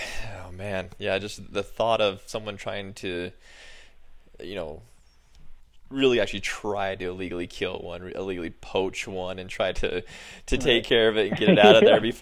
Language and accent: English; Utah, United States; I was born and raised in Utah